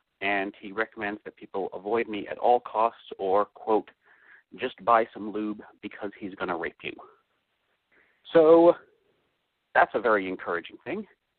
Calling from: Maryland, United States; from Maryland, and I have been teaching college physics.

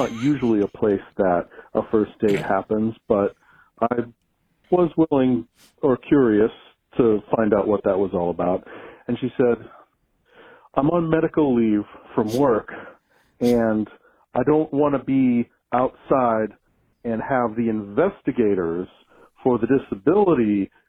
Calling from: Pittsburgh, Pennsylvania, United States; I'm calling in from Pittsburgh, Pennsylvania.

